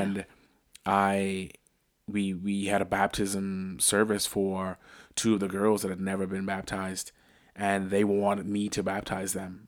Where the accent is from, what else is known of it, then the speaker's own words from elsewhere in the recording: Bahamas; now in Northeast Ohio, United States; I'm from the Bahamas